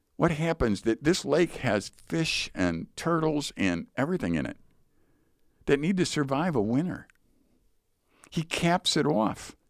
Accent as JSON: {"language": "English", "country": "United States", "said": "I'm American"}